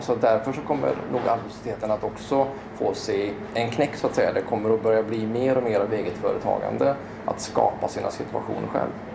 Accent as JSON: {"language": "Swedish", "town": "Skövde", "region": "Västra Götaland", "country": "Sweden", "tie": "born or raised there", "also_born_or_lived": "Tibro", "said": "född och uppvuxen i Skövde"}